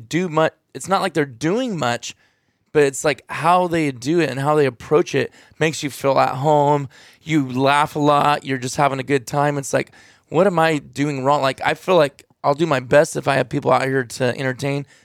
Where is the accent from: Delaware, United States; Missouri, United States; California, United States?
California, United States; a lot of us Californians